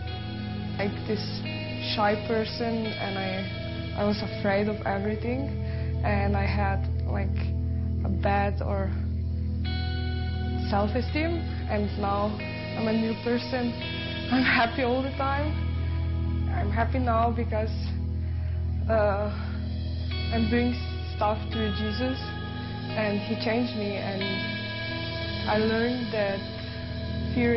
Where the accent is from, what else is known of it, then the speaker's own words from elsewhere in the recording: Maribor, Drava, Slovenia; English is a second language; I'm from Maribor, Slovenia